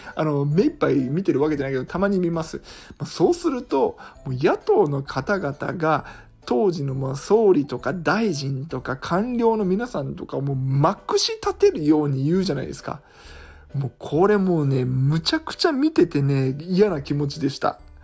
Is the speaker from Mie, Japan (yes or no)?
yes; Iga, Mie, Japan; 伊賀の、えー、実家の方に泊まって